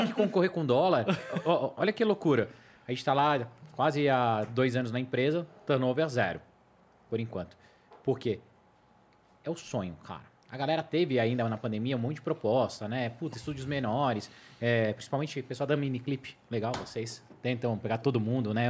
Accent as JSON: {"language": "Portuguese", "country": "Brazil", "said": "a gente é brasileiro"}